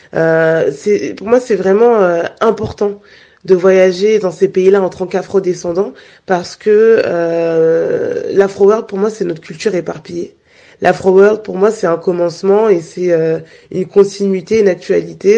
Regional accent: Guadeloupe; je suis Guadeloupéenne

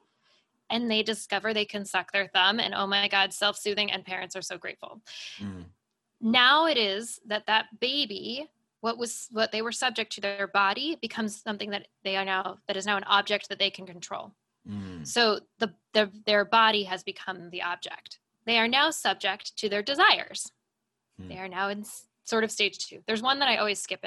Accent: United States; as an American

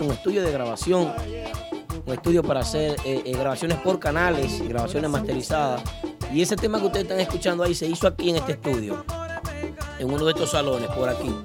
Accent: Santiago de los Caballeros, Santiago, Dominican Republic; moved away; mi ciudad natal

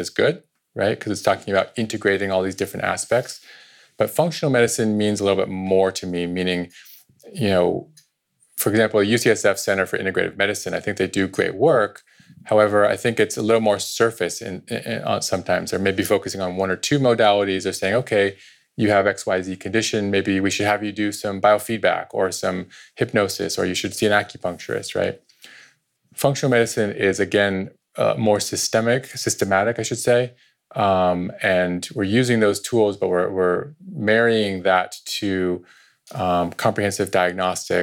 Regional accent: Point Reyes, California, United States; also born or lived in India / San Rafael; I went to high school here in Santa Rafael. I grew up in Point Reyes. And my upbringing, I also spent 6 years of my childhood in India

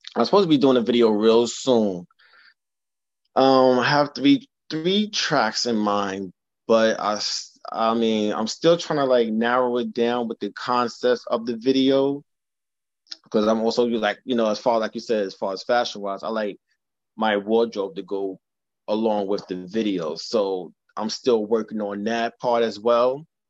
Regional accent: New York City, New York, United States; now in Harlem, New York City, United States; I'm originally from the Bronx, living in Harlem now, Harlem affiliated

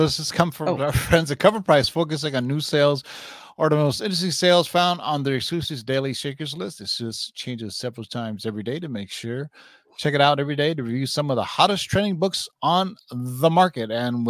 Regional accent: California, United States; also born or lived in San Jose / Sunnyvale / Milpitas; I myself never have. I'm from NorCal.

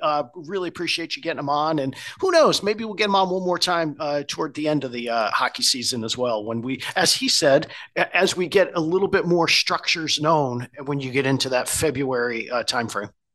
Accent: Connecticut, United States; I grew up in Connecticut

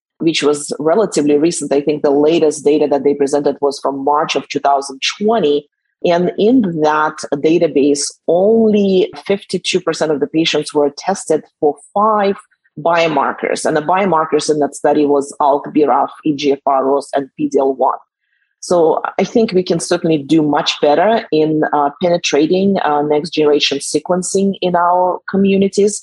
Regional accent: Russia; English is a second language; moved away as an adult; now in San Diego, United States; I was born in Russia, so I grew up there

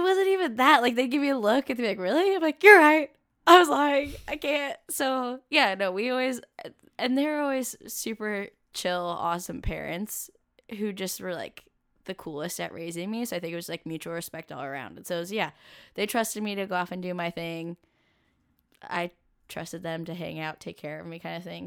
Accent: Camas, Washington, United States; I grew up in Camas, Washington, which is right next to Vancouver, Washington, and across the river from Portland, Oregon

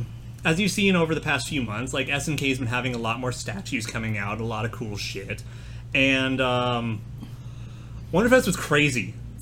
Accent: the high desert of California, United States; I grew up in the high desert of California, so I was, like, near Edwards Air Force Base.

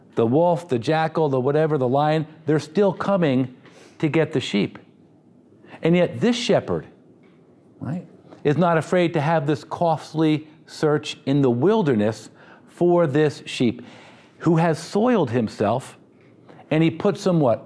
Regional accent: United States; because I'm too American

